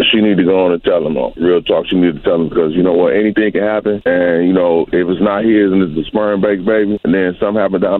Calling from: Indianapolis, Indiana, United States; Good morning. … I'm calling from Indianapolis.

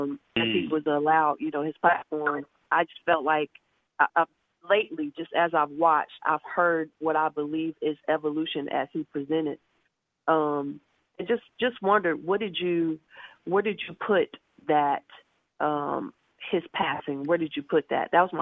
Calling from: Columbus, Georgia, United States; I am calling from Columbus, Georgia.

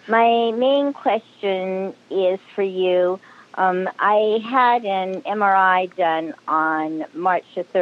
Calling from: Antioch, California, United States; I'm calling in from Antioch, California.

